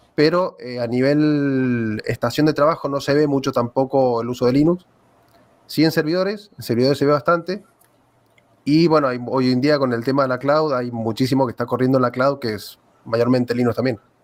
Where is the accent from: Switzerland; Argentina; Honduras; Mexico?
Argentina; soy de aquí de Argentina.